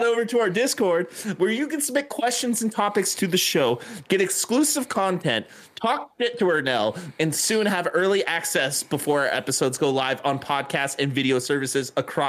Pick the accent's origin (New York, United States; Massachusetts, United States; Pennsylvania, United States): Massachusetts, United States; Boston; My wife divorced me because I yell all the time because I'm a pup from Boston.